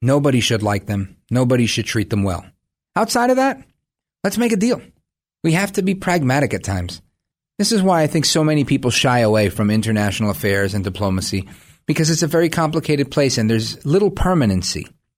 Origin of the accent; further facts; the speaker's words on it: United States; it's a proud moment for me as an American